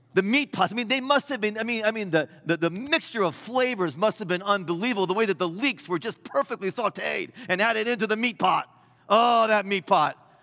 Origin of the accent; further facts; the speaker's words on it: Midwest, United States; I'm a Midwesterner